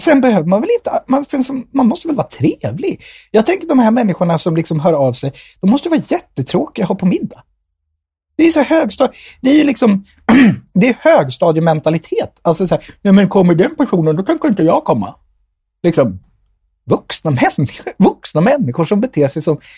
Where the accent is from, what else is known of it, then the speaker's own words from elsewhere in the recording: Nyköping, Södermanland, Sweden; also born or lived in India; om de frågar var jag kommer ifrån, när jag säger Nyköping